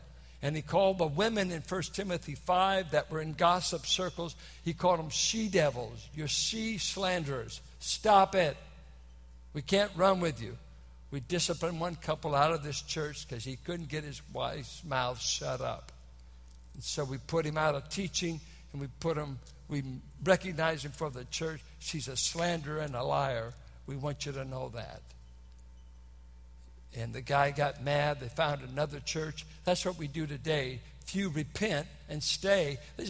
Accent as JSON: {"language": "English", "town": "Richmond", "region": "Virginia", "country": "United States", "said": "I'm from Richmond. I said, hot refers either to chicks or stolen goods."}